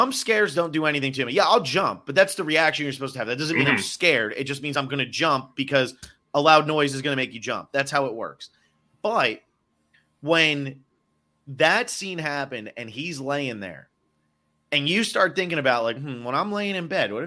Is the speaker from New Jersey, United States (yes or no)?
yes; New Jersey, United States; moved away; also born or lived in Miami / Los Angeles; I'm from New Jersey. I've lived in Miami. I've lived